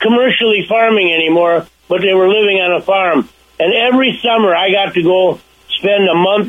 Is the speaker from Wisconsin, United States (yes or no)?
yes; Milwaukee, Wisconsin, United States; I grew up in the city. I grew up in Milwaukee.